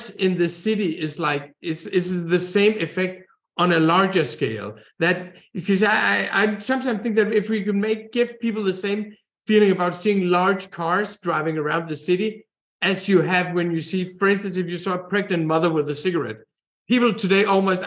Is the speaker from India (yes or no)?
no; Denmark; when I was a kid growing up in Denmark in the 70s